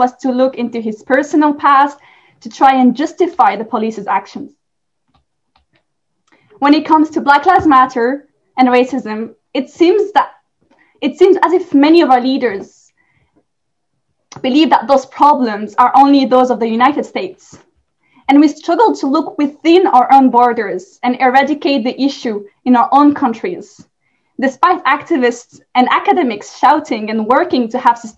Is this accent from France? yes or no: yes; France; I am from France